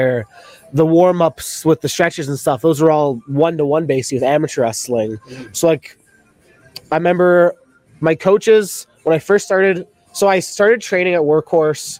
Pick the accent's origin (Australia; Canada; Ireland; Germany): Canada; being a Canadian